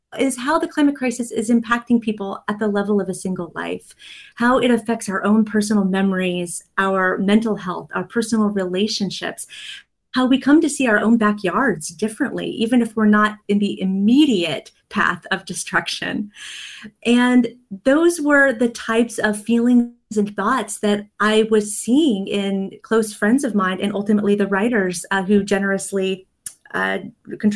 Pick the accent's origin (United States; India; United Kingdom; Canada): United States; Kansas; now in East Coast, United States; I was visiting my hometown back in Kansas